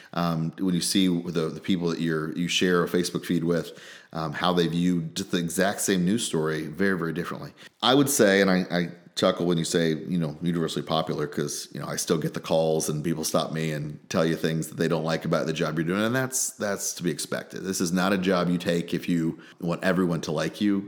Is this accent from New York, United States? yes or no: no; Gibson City, Illinois, United States; also born or lived in Washington, D.C.; I grew up in Gibson City